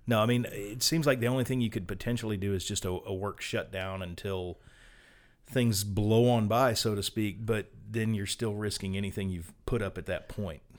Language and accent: English; Gulf South, United States; we're from the Gulf South